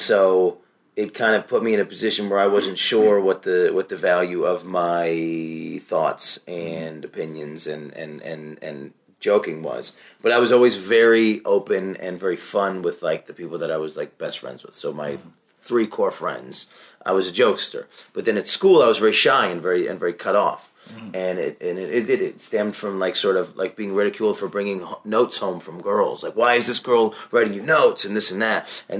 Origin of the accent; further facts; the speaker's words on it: Syracuse, New York, United States; Syracuse, New York.